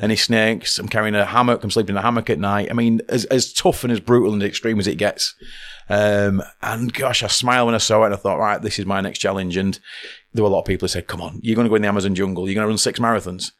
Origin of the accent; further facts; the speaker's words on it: Oldham, North West England, United Kingdom; as a child growing up in Oldham